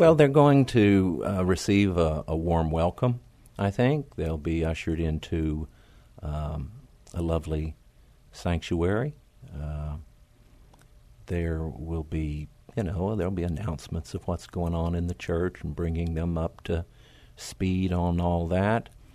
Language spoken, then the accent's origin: English; Oklahoma, United States; moved away as an adult; also born or lived in Tennessee; now in San Antonio, United States; I grew up in Oklahoma, uh, way out in the country